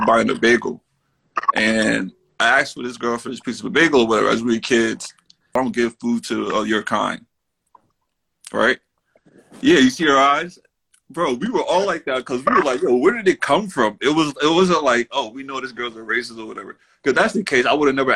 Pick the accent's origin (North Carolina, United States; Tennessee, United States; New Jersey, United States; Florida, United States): New Jersey, United States; I'm a comedian from Jersey